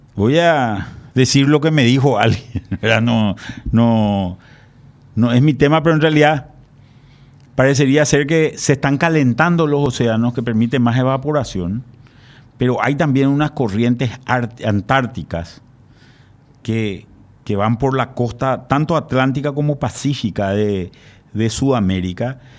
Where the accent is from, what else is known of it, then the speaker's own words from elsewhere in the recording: Paraguay; los paraguayos